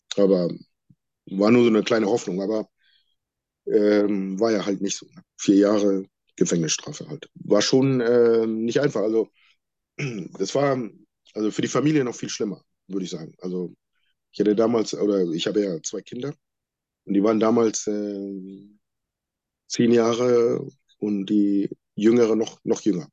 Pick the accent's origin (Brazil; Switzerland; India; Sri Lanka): Sri Lanka; now in Germany; Wir kommen ursprünglich ähm, alle aus Sri Lanka und gehören zu der Volksgruppe der Tamilen